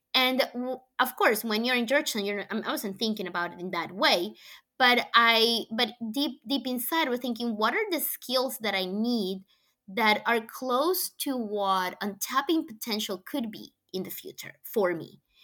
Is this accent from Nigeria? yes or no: no; Colombia; English is a second language; moved away as an adult; now in United States; I was born in Colombia. I grew up there.